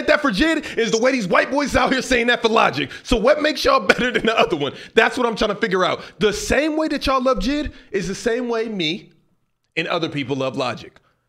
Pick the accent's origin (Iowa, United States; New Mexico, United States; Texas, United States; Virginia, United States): Texas, United States; Houston; Justin, hell no, I'm from Houston, bro.